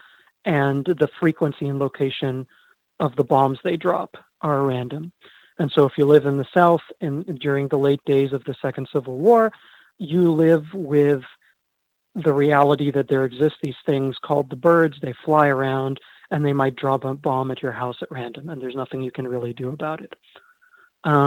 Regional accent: Egypt; moved away as an adult; now in United States; I was born in Egypt

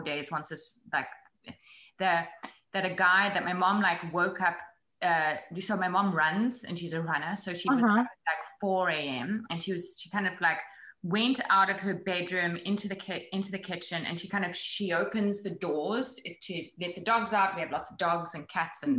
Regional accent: Johannesburg, Gauteng, South Africa; moved away as an adult; also born or lived in New York; now in United States; growing up in Johannesburg.

